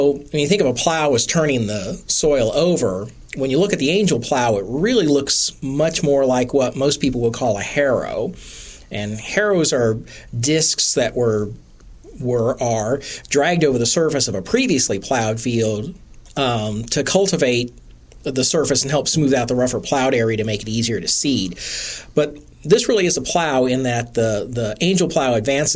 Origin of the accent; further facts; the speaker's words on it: Wichita, Kansas, United States; I grew up in a city, so I grew up in Wichita, so I'm a city kid